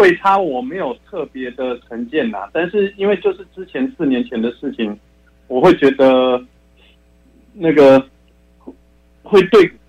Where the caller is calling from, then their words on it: Taichung, Taiwan